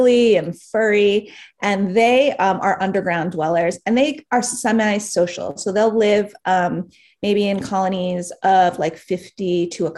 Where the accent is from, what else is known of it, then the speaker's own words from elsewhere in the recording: New York City, New York, United States; I'm from New York City. I was born and raised here